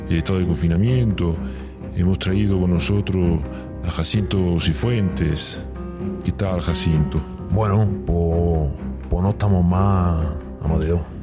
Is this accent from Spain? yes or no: yes; Spain; Por pues, principio, pues, como cualquier español, cerrar la casa, con la niña, con la mujer, tratando de estar entretenido todo el día.